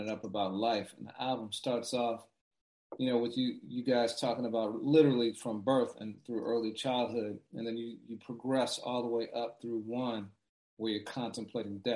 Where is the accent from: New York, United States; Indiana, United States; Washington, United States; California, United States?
Indiana, United States; growing up in Indiana